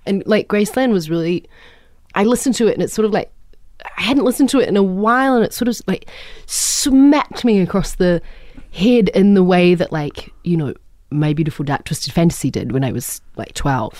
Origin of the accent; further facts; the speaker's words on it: New Zealand; I'm a troll from New Zealand